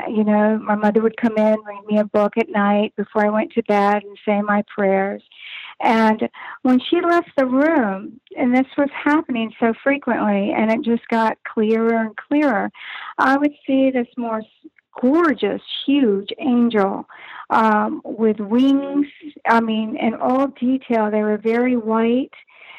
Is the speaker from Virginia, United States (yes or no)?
yes; Arlington, Virginia, United States; I was born in Virginia Beach. Virginia, and my father was in the service, so we traveled. And all my years I spent in outside of Washington, D.C., right in Arlington, Virginia, is where I went to school.